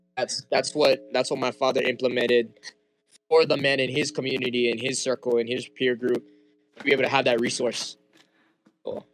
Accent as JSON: {"language": "English", "town": "Wailua Nui", "region": "Hawaii", "country": "United States", "tie": "born or raised there", "also_born_or_lived": "Haiku, Maui", "first_language": "Hawaiian", "second_language": "English", "said": "I'm from Haiku, Maui, raised in Wailua Nui"}